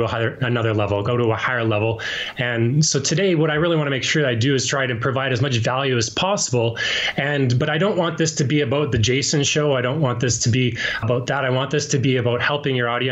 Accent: Yorkton, Saskatchewan, Canada; I was born and raised in Yorkton, Saskatchewan, which is a little place in the prairies

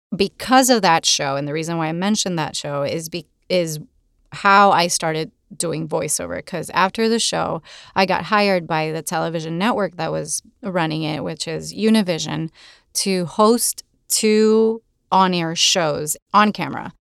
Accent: Puerto Rico; first language Spanish; English is a second language; moved away as an adult; also born or lived in Boston; I was born and raised in Puerto Rico, and my, my first language is Spanish

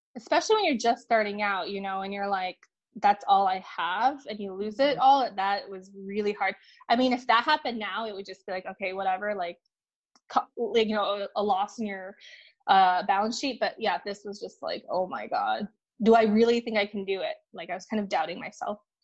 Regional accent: Minnesota, United States; also born or lived in China; I came to um, Minnesota uh, when I was three years old. So I grew up in the Midwest, Midwest Minnesota

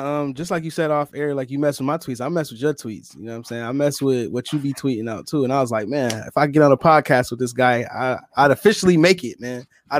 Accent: Rochester, New York, United States; From Rochester.

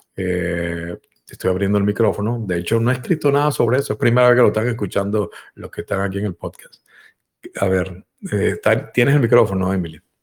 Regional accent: Venezuela; En Venezuela también, en mi país donde nací

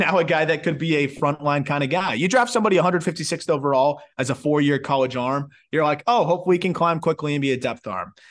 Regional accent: Florida, United States; I'm from Florida

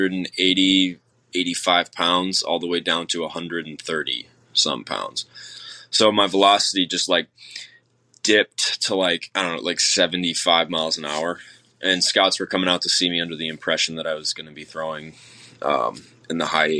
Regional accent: Chicago, Illinois, United States; growing up in Chicago, Illinois

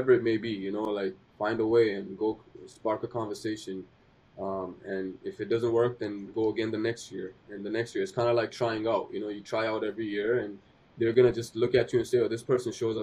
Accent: Pakistan; English is a second language; now in Canada; I'm a Pakistani kid who couldn't speak English

